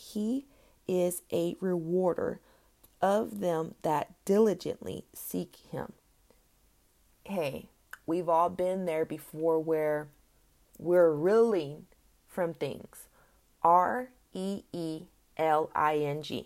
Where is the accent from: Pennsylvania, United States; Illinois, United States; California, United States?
California, United States; moved away; my home state, California